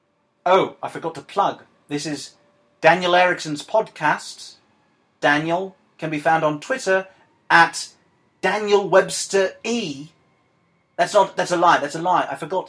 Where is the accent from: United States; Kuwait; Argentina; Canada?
Argentina; accent: Argentinian; I can't really do it, so I'm going to speak in my native Argentinian accent.